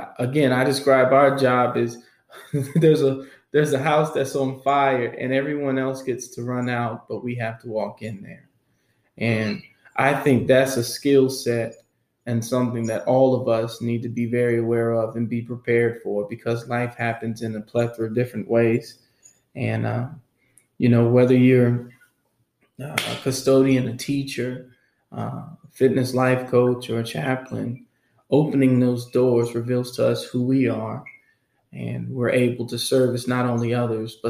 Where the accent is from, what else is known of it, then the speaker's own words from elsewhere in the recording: Winston-Salem, North Carolina, United States; I'm originally from Winston-Salem, North Carolina